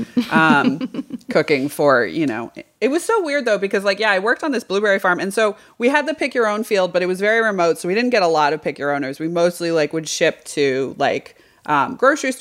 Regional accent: Western Massachusetts, United States; I grew up in Massachusetts, Western, right before the Berkshires

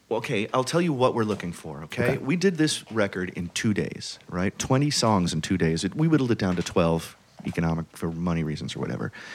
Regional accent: New York City, New York, United States; I'm from Brooklyn.

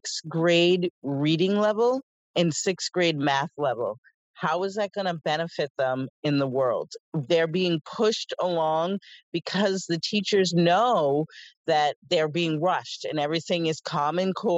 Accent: Scituate, Massachusetts, United States; also born or lived in Boston; I grew up in Scituate, born in Boston, raised in Scituate with a great school system

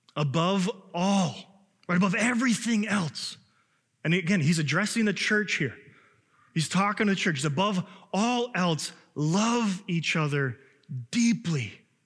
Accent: Chicago, Illinois, United States; now in Minnesota, United States; I know I'm from Illinois and I'm from Chicago

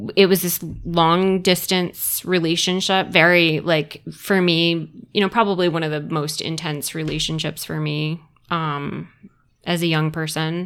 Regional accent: Summerville, South Carolina, United States; moved away as an adult; also born or lived in Rhode Island / Columbia, South Carolina; I grew up in, um, Somerville, South Carolina

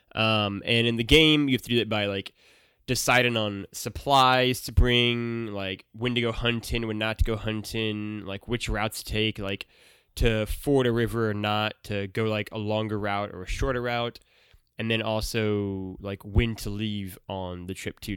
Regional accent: Missouri, United States; I grew up in Missouri

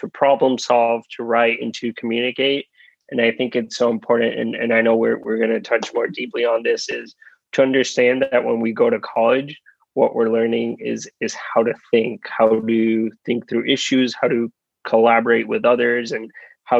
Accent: Puerto Rico; moved away as an adult; also born or lived in Rhode Island; I'm originally from Puerto Rico

